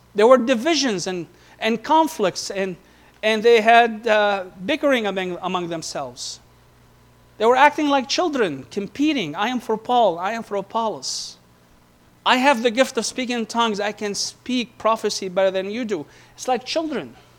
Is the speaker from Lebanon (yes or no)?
yes; Beirut, Beirut Governorate, Lebanon; moved away; we were living right at the forefront of where the civil war took place in Beirut. From the age of 12 to the age of 15